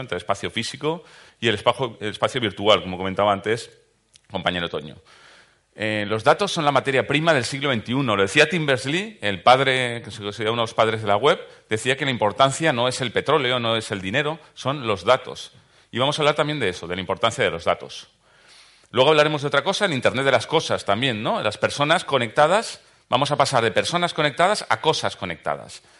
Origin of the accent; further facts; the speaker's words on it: Valencian Community, Spain; soy valenciano, de los del Caloret